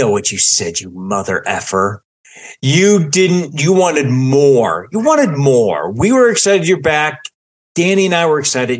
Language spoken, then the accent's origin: English; Michigan, United States; because I feel like it was everything I ate as a kid growing up in Michigan.